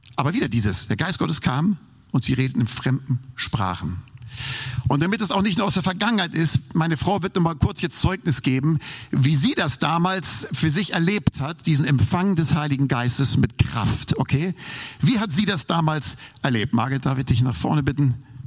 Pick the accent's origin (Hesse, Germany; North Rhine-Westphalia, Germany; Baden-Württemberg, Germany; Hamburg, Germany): Hamburg, Germany; moved away; Ich bin ja Hamburger